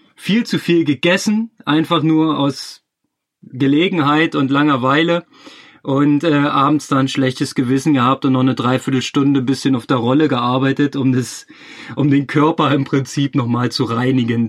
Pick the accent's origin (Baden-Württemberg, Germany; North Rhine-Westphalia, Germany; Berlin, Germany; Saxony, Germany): Berlin, Germany; moved away as an adult; also born or lived in Chemnitz; als Berliner